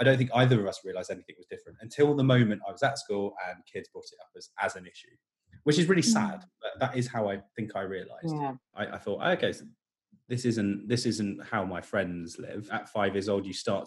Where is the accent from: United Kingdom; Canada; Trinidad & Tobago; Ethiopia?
United Kingdom; Portsmouth, South East England; I'm from Portsmouth, which is a small city on the south coast